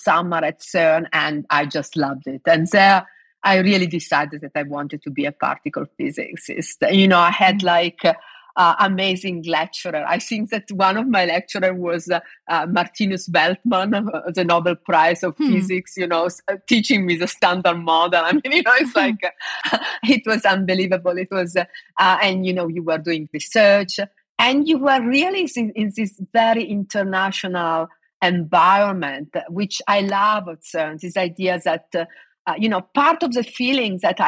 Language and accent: English; Domodossola, Piedmont, Italy; now in Oxford, United Kingdom; I grew up in the Alps. I come from a small town in the Italian Alps called Domodossola.